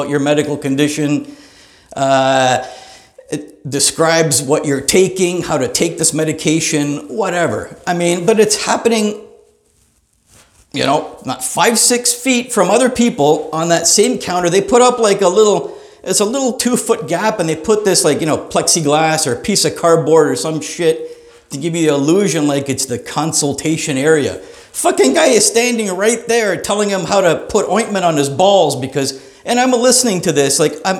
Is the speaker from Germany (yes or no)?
no; Greater Toronto Area, Ontario, Canada; I'm from the Greater Toronto Area, Canada